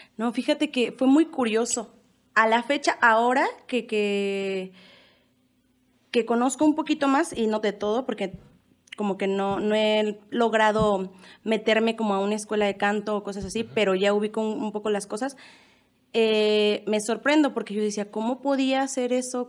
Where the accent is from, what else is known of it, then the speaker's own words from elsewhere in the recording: Mexico City, Mexico; moved away as an adult; now in Michoacán, Mexico; yo soy originaria de la Ciudad de México. Eh, Aquí en Michoacán voy a hacer, voy a cumplir eh, cinco años el 9 de diciembre